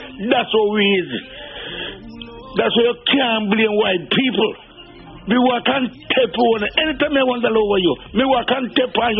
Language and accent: English; Jamaica; moved away; as a Jamaican